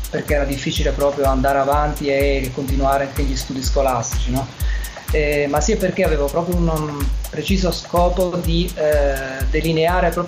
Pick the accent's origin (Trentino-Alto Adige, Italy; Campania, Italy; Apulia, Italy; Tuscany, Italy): Campania, Italy; Salerno; moved away as an adult; now in Milan, Italy; io mi sono trasferito a Milano nel 2005, sono originario di Salerno